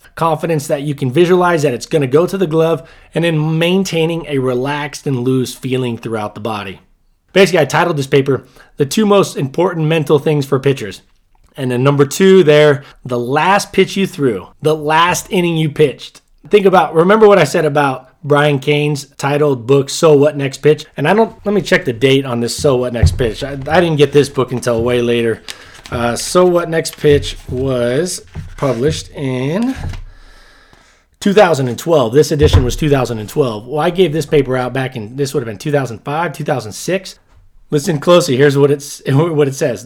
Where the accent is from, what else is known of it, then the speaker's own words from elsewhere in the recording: Southern California, United States; moved away; I grew up in Southern California